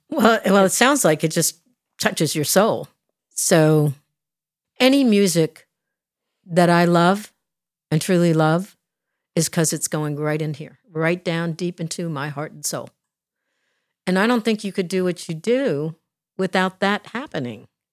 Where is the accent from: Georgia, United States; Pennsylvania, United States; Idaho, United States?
Pennsylvania, United States; outside of Philadelphia; moved away; I was raised outside of Philadelphia